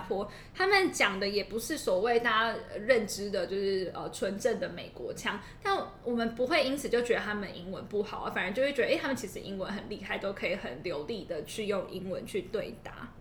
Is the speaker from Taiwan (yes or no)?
yes; Taiwan; 像我们自己两位，呃，也都是在台湾土生土长长大的